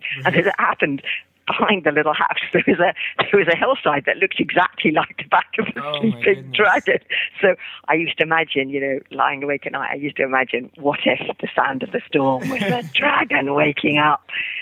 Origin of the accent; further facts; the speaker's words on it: London, United Kingdom; When I was younger, I grew up in London, in the center of London, in a house without a garden.